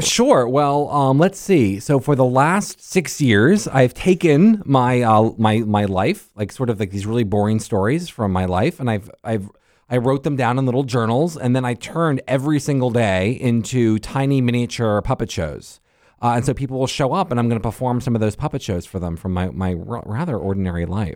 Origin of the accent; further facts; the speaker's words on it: Tampa, Florida, United States; now in Pittsburgh, United States; I grew up in Tampa